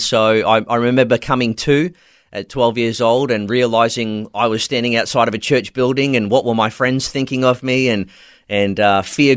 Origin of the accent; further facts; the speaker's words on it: country Victoria, Australia; moved away as an adult; also born or lived in Nerang, Gold Coast, Queensland; was raised in country Victoria, but moved up to Queensland when I was 18 years old